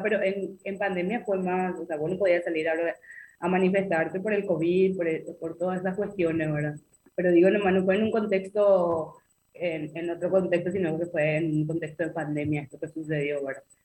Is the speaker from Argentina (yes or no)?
no; Paraguay; tenemos mucho esta cultura del miedo y del silencio acá en Paraguay